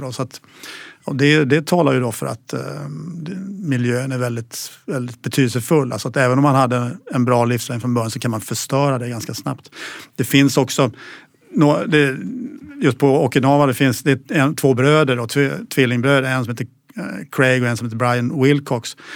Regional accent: Kalmar, Kalmar County, Sweden; jag är uppväxt i Kalmar

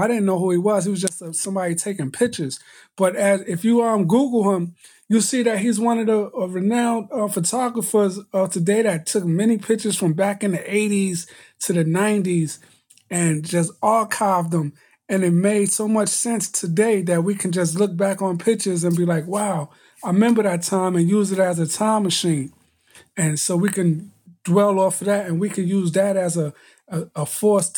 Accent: New York City, New York, United States; you had to learn how to fight growing up in Brooklyn

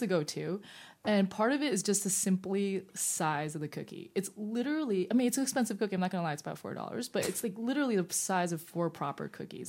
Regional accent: New York City, New York, United States; I'm a New Yorker

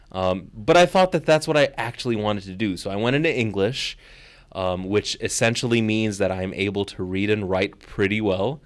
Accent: Chicago, Illinois, United States; moved away as an adult; also born or lived in Kuwait / New York City / Dubai; to be back in my hometown, but on a different side of the city, far away from where I grew up

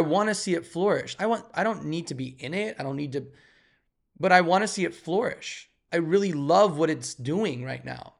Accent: Chicago, Illinois, United States; we're both from Chicago

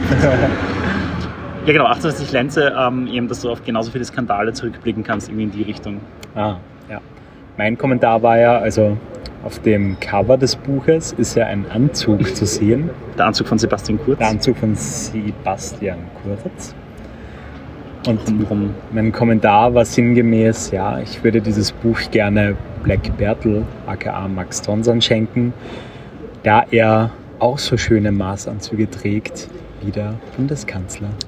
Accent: Austria; moved away; Und neuerdings komme ich zwar aus Österreich, aber ich wohne nicht mehr in Österreich.

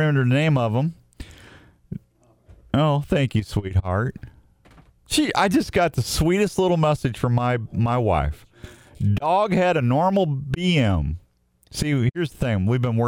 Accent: Washington, Missouri, United States; accent: southern; I grew up in Washington, Missouri.

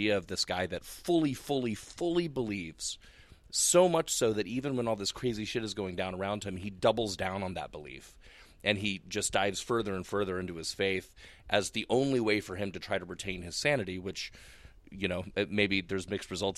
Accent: Texas, United States; I grew up in Texas

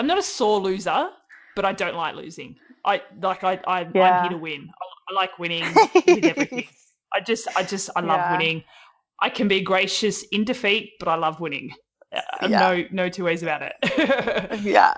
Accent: Tasmania, Australia; moved away as an adult; now in Melbourne, Australia; I moved to Melbourne from Tassie

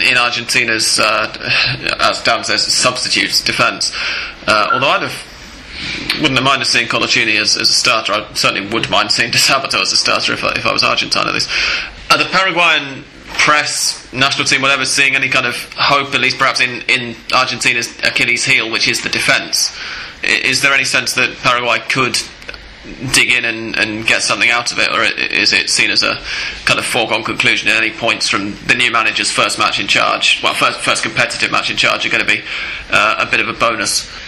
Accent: England, United Kingdom; We're English

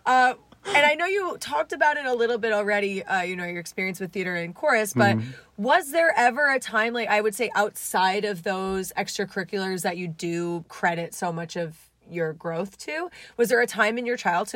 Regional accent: New Jersey, United States; I'm an Italian from New Jersey.

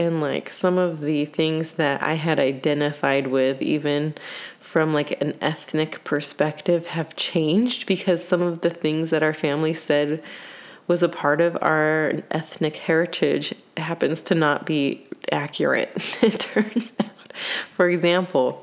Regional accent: United States; as an American, which we're a mix of like all sorts of stuff.

